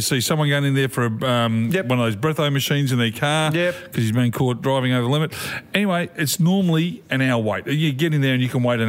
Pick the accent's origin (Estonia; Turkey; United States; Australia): Australia; Sunbury, Victoria; I grew up in Sunbury.